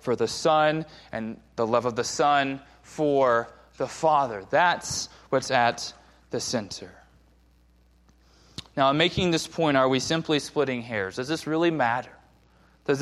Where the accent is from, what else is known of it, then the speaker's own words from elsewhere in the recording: Southern California, United States; moved away; I grew up in Southern California